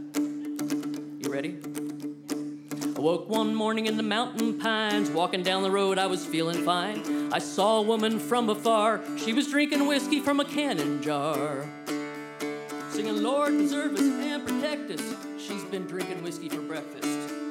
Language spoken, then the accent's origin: English; Indiana, United States; I'm from Indiana